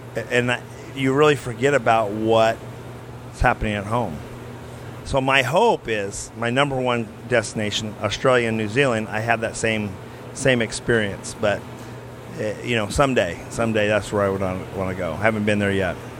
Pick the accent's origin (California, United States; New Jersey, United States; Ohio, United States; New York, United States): California, United States; Tulare; So my hometown's Tulare